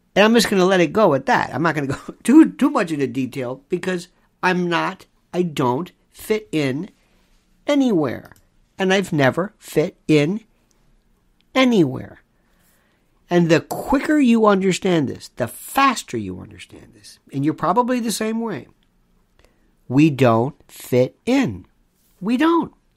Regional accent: United States; I'm an American.

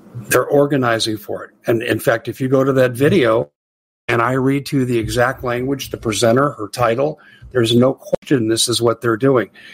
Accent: United States; being an American

